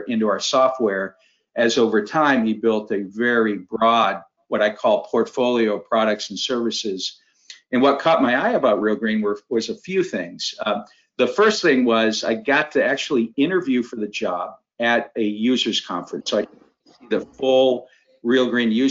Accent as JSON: {"language": "English", "region": "Maine", "country": "United States", "tie": "born or raised there", "moved": "as an adult", "said": "So my background, I grew up in Maine. In fact, I'm in Maine right now for a quick visit back home to spend some time with my mother"}